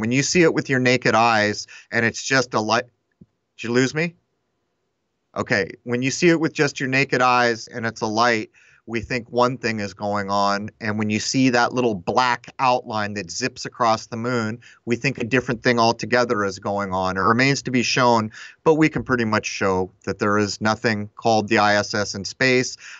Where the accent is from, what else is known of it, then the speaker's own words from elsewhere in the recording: Southern California, United States; I grew up in Southern California